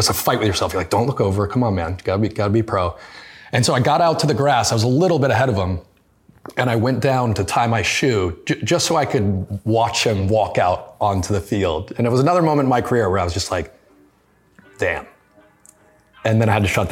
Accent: United States; as an American, it wasn't inherent in my household

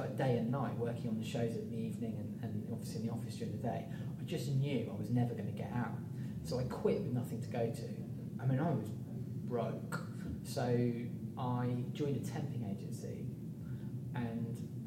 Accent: Midlands, United Kingdom; moved away as an adult; I came from the Midlands. I didn't know anybody when I moved down

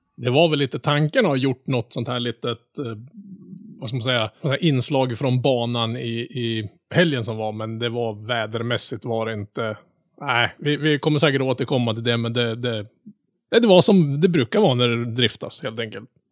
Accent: Norrland, Sweden; jag är norrlänning då. Jag utger mig för att vara norrlänning

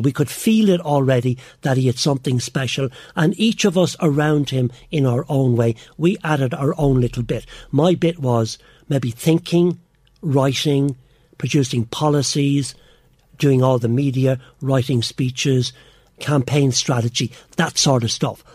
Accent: Ireland; we're Irish

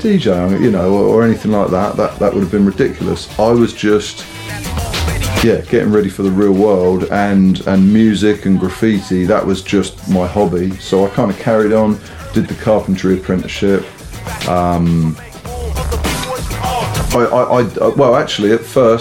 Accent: Southampton, South East England, United Kingdom; I grew up in Southampton and, you know, and not even in the city centre, you know, just the outskirts

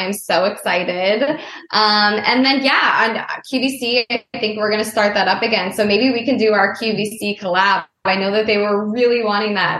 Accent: Boston, Massachusetts, United States; I'm from Boston

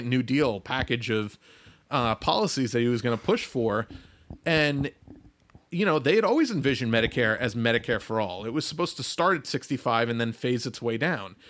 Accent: United States; as an American

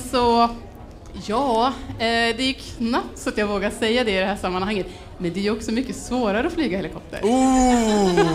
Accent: Örnsköldsvik, Västernorrland County, Sweden; now in Stockholm, Sweden; jag eh, kommer från Örnsköldsvik men bor i Stockholm

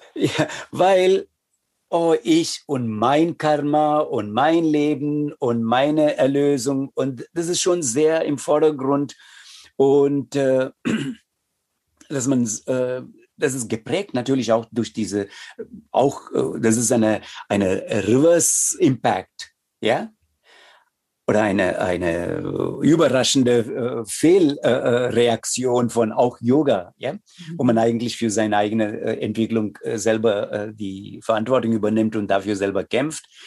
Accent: India; first language Tamil; German is a second language; also born or lived in Chennai / Berlin / Odenwald; now in Germany; als Inder und auch als Inder, der hier im Westen lebt

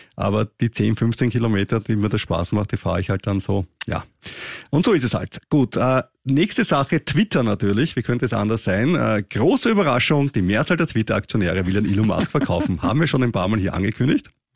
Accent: Austria; wir österreichischen Steuerzahler

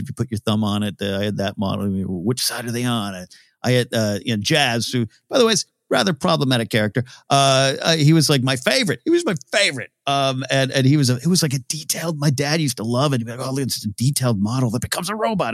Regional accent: Nipomo, California, United States; Napomo Swap Meet, my hometown, big swap meet, still there

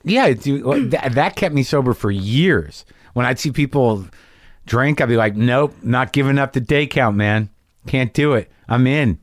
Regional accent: Albuquerque, New Mexico, United States; moved away; I grew up in New Mexico

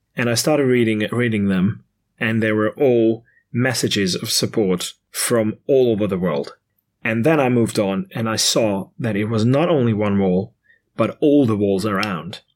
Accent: Hungary; born or raised there

